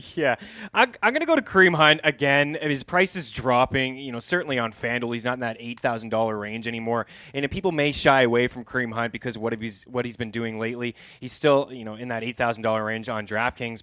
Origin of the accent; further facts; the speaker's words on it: Canada; as a Canadian